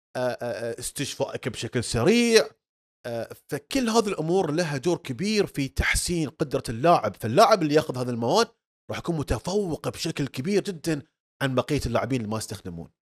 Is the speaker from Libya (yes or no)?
no; Bahrain; عندنا في البحرين